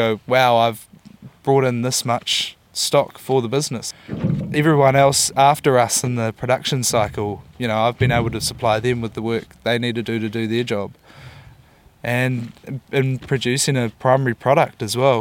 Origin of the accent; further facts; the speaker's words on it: Wellington, New Zealand; moved away as an adult; also born or lived in Dunedin; now in Auckland, New Zealand; I grew up in Wellington. Grew up down in the capital.